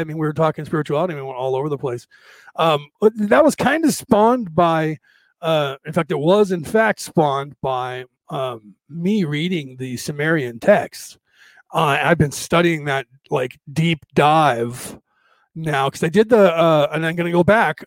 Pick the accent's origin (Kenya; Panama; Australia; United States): United States; I'm an American.